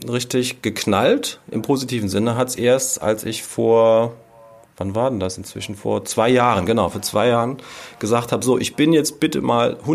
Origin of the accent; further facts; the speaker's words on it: Rhineland-Palatinate, Germany; hier bei uns